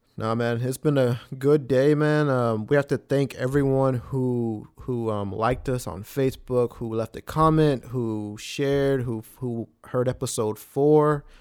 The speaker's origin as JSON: {"language": "English", "town": "Smithville", "region": "Texas", "country": "United States", "tie": "born or raised there", "said": "we grew up in Smithfield, a small town"}